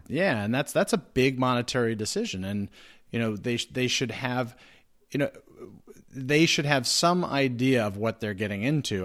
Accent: New Jersey, United States; I'm from New Jersey

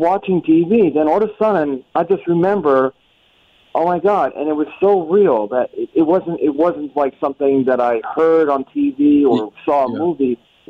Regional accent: Yonkers, New York, United States; now in New Jersey, United States; I'm originally from Yonkers, but moved to Jersey, and this was before 1985.

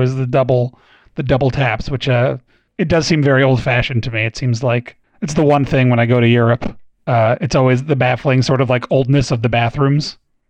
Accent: New England, United States; I grew up in New England

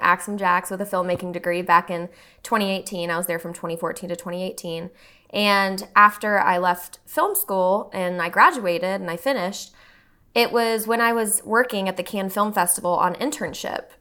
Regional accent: Texas, United States; now in Austin, United States; I grew up here for twenty years before I went off to school, you know, and I didn't wanna come back to my hometown.

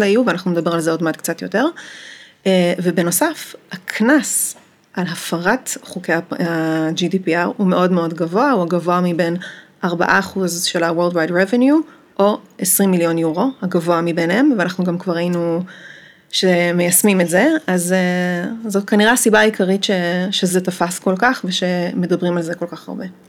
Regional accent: Amsterdam, North Holland, Netherlands; moved away as an adult; now in Israel; אני גרתי באמסטרדם מגיל שמונה, ועשיתי שם אה, תואר ראשון ותואר שני, ואחרי התואר השני אה, עליתי לארץ

